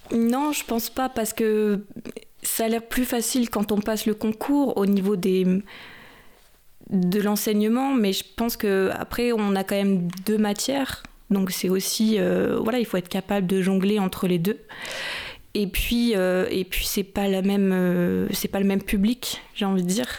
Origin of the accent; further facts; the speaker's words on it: Chinon, Centre-Val de Loire, France; moved away as an adult; also born or lived in Tours; now in Paris region, France; j'ai fait mes études à Tours et je viens de Chinon